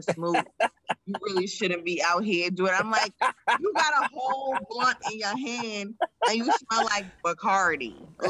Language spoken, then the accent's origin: English; New York City, New York, United States; I grew up in Pratt.